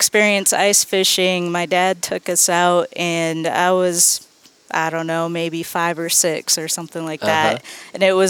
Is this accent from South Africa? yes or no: no; Minnesota, United States; now in Nashville, United States; I grew up in Minnesota and I grew up fishing walleye.